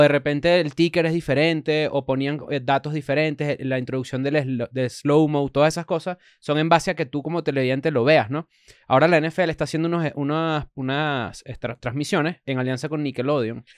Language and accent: Spanish; Caracas, Capital District, Venezuela; el Caracas Fútbol Club porque es el equipo donde, de, donde, de donde soy